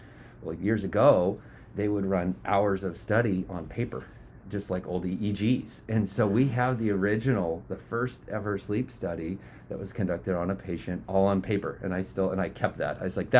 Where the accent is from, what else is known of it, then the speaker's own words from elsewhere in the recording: Riddle, Oregon, United States; also born or lived in Arizona / New Hampshire; I'm Oregon born. I grew up in Southern Oregon in a small little lumber town, Riddle.